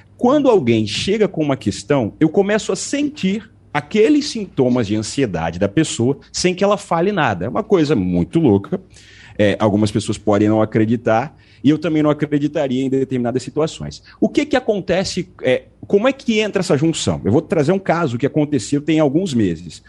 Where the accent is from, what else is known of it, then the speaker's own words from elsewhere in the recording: Rio de Janeiro, Brazil; Eu sou do Rio de Janeiro, estou no Rio agora.